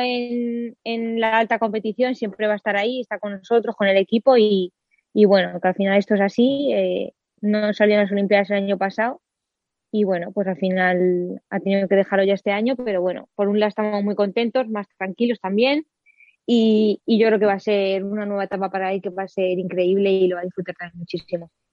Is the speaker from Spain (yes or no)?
yes; Villa del Prado, Community of Madrid, Spain; comencé a los nueve añitos a competir en la categoría de Benjamín de segundo año en la Unión Ciclista Villa del Prado de Aire de mi pueblo